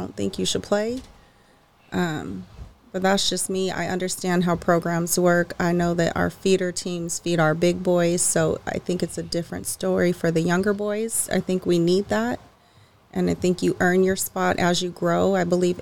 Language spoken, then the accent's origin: English; the Bay Area, California, United States; also born or lived in Fair Oaks, California / Sacramento, California; now in Roseville, United States; we're from the Bay. We were born in the Bay